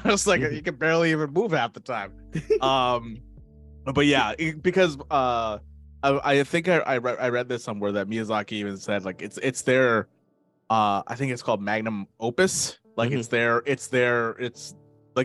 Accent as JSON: {"language": "English", "country": "Canada", "said": "I'm a person from Canada, from the great white north up here."}